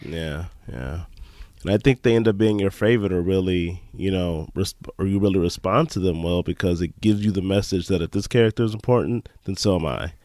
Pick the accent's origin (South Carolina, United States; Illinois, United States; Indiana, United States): Illinois, United States; Chicago; now in Green Bay, United States; I'm actually from Chicago, but currently I live in Green Bay